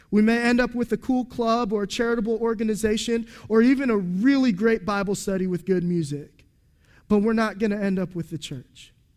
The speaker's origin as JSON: {"language": "English", "country": "United States", "said": "We're American"}